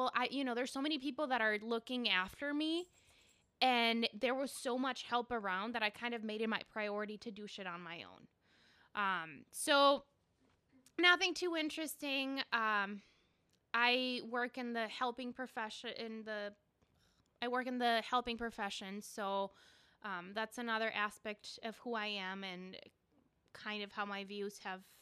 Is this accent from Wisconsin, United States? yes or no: yes; Green Bay, Wisconsin, United States; English is a second language; I grew up in Green Bay, which is a city that has a significantly larger amount of Latinx um, folks compared to Lake Geneva, where Dre grew up. But I had to overcome, you know, learning a new language, adapting to a whole new culture.